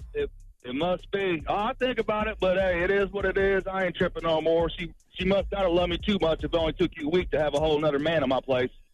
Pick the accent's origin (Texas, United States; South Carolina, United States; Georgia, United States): South Carolina, United States; Florence; I'm from Florence, South Carolina